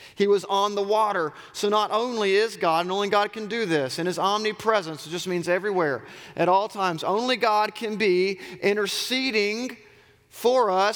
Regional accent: Auburn, Alabama, United States; I grew up in Auburn. I'm a Southerner

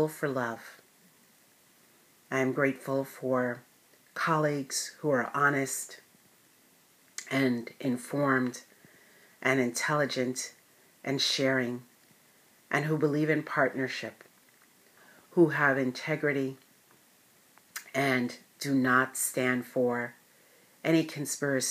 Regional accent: United States; for being an American

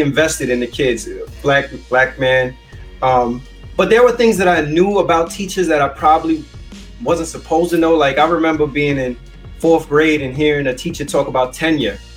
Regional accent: New York City, New York, United States; I grew up in the South Bronx, went to school in the South Bronx

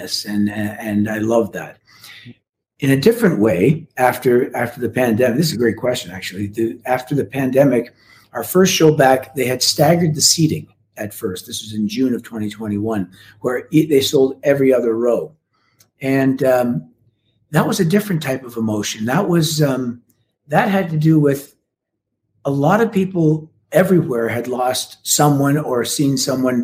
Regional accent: Canada; as a Canadian

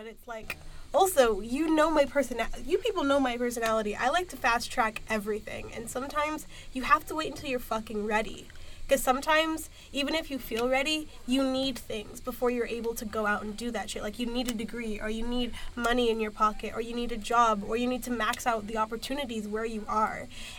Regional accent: Nebraska, United States; now in Atlanta, United States; I grew up in fucking Nebraska, and so I never really valued, like, having, like, I never had that, like, varied experience.

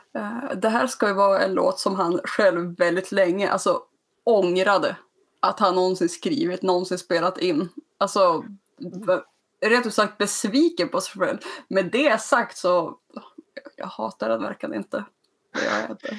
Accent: Skellefteå, Västerbotten County, Sweden; jag kommer från Skellefteå

